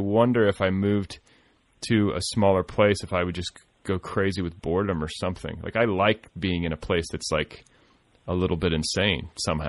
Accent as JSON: {"language": "English", "region": "Indiana", "country": "United States", "tie": "born or raised there", "also_born_or_lived": "Colorado", "moved": "yes", "lives_now": "Los Angeles, United States", "said": "I'm from small towns. I mean, Christ, I grew up in Indiana"}